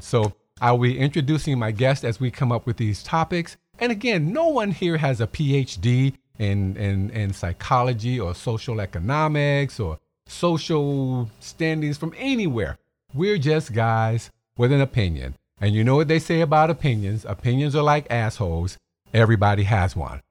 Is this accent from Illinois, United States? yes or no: yes; Chicago, Illinois, United States; I'm from Chicago